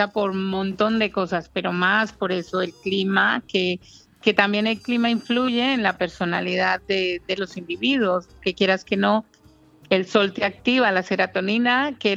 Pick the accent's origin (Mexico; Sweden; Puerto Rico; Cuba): Sweden; now in Marbella, Spain; Porque mis padres, sí, tengo, soy sueca de origen colombiano. Pero vivo en Marbella hace 22